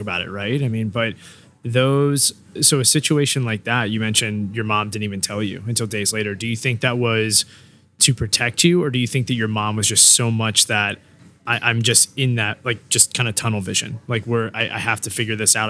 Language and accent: English; Newport News, Virginia, United States; I'm from Newport News, you know, born and raised